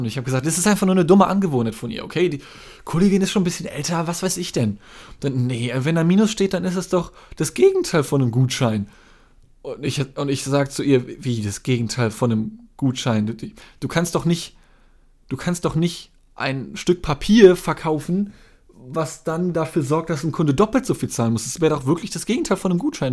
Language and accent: German; Germany; mein Vater ist Brite, aber ich bin in Deutschland geboren, also ich bin Deutscher